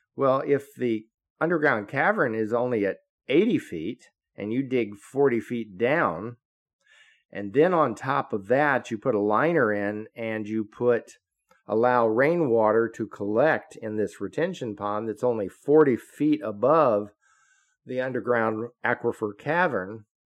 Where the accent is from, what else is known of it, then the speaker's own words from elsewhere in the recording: Florida, United States; I grew up in Florida in the fifties, and I've been here all my life